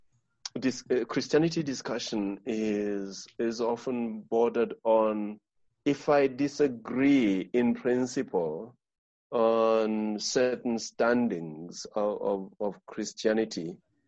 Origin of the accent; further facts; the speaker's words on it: Zambia; I'm just the second generation from independence in Zambia.